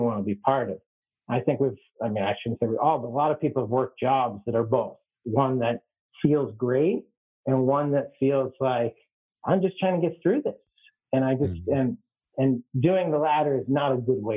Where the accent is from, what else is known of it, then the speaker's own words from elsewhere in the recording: Worcester, Massachusetts, United States; moved away as an adult; also born or lived in Atlanta, Georgia / Somaliland; I grew up in Worcester, Massachusetts